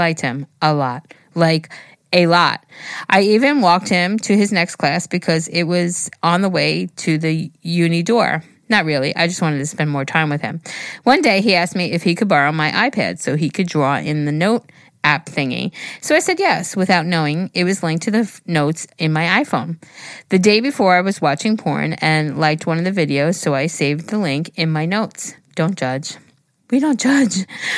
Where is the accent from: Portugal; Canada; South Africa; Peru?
Peru; first language Spanish; English is a second language; If my English is kind of weird, it's because I'm Peruvian and my first language is Spanish.